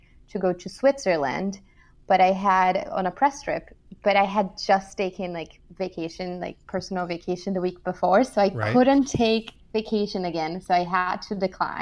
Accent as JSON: {"language": "English", "country": "Brazil", "also_born_or_lived": "São Paulo, Brazil / Michigan, United States / California, United States / New York, United States", "moved": "as an adult", "said": "I'm actually from Brazil"}